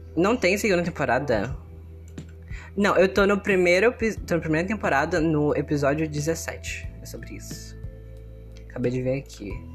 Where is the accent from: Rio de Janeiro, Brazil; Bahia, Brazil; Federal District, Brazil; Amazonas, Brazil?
Amazonas, Brazil; Manaus; eu tenho 14 anos e eu sou de Manaus, Amazonas. Eu vivo no meio do mato